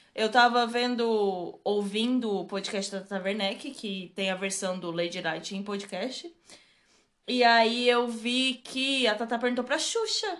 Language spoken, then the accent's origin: Portuguese; Brazil; a gente é brasileira